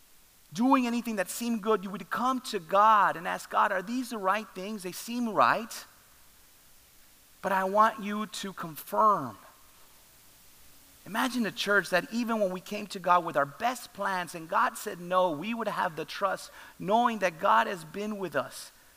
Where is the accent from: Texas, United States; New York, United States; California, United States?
Texas, United States; Laredo; I love Laredo. This is my hometown.